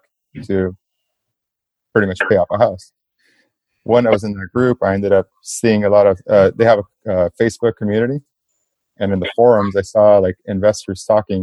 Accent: South Gate, California, United States; I grew up in Southgate, California, which is right, just like a few minutes away from downtown LA.

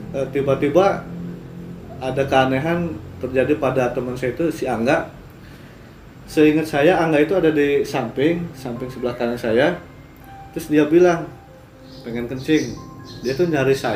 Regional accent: Cirebon, West Java, Indonesia; mas dari mana dari Cirebon saya bilang dari Cirebon

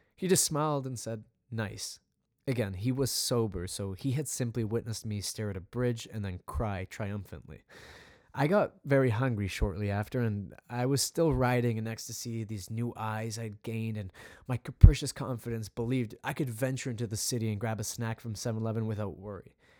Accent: Vancouver, British Columbia, Canada; I grew up in Western Canada, specifically Vancouver, Canada

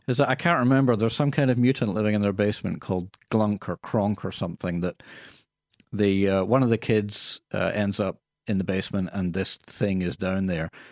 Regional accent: Scotland, United Kingdom; accent: Scottish; now in Australia; people would say, "Where's that accent from?" And I would say, "From Scotland."

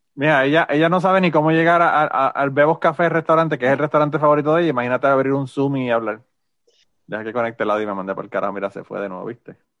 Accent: Utuado, Puerto Rico; mi pueblo de Utuado

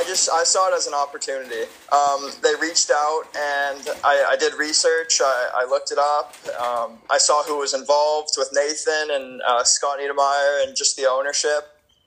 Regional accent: Canada; even though I am Canadian, they don't have to use an import spot on me.

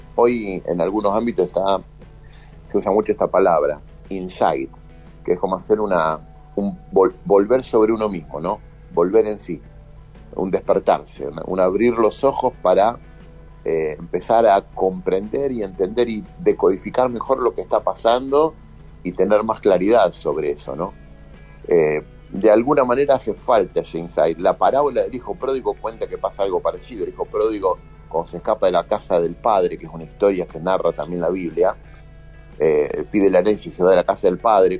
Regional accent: Rosario, Santa Fe, Argentina; moved away

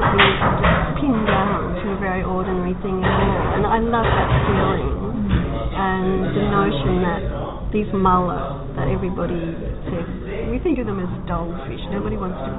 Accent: Queensland, Australia; moved away; also born or lived in Sydney / Lake Macquarie; the little towns that I grew up in Queensland.

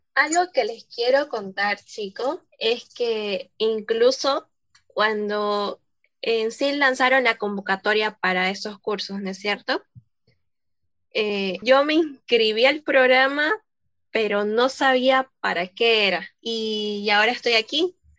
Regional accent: Santa Cruz de la Sierra, Santa Cruz, Bolivia; yo soy de Santa Cruz, exactamente de Santa Cruz de la Sierra

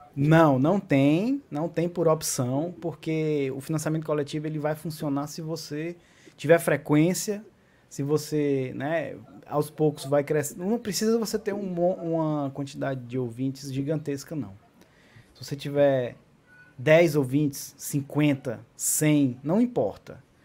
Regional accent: Acopiara, Ceará, Brazil; also born or lived in Iguatu; now in Fortaleza, Brazil; Não só sou cearense, como sou cearense do interior do Ceará. Nasci em Iguatu e morei parte da minha vida em Acopiara, 16 anos até, vim morar em Fortaleza, onde eu resido atualmente.

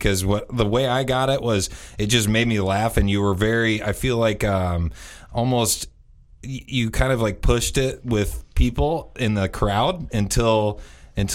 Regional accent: Indiana, United States; glorified Hoosiers. we're from Indiana.

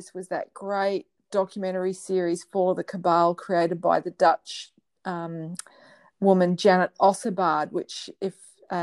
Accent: Australia; I'm speaking as an Australian

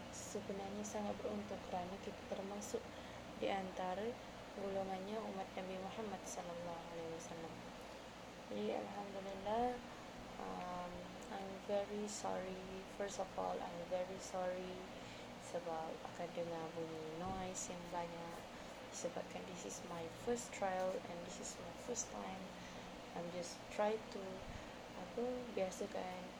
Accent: Kuching, Sarawak, Malaysia; now in Peninsular Malaysia, Malaysia; alhamdulillah saya orang Malaysia orang uh, Malaysia ha oh, macam gitulah orang Malaysia uh, tinggal dekat mana asal dekat mana tinggal dan asal originally dekat Sarawak Kuching to be exact. Dan uh, I'm really proud to be a Sarawakian.

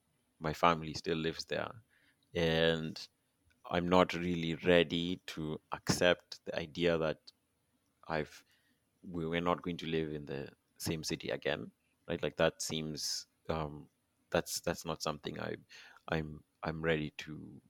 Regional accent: Kenya; now in Toronto, Canada; Being Kenyan is pretty unique.

